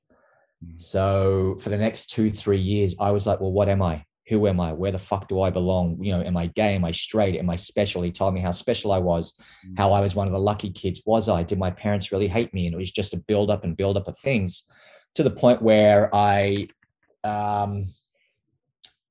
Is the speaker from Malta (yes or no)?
no; Queanbeyan, New South Wales, Australia; I grew up in Canberra, or just a small little town outside of Canberra called Queanbeyan.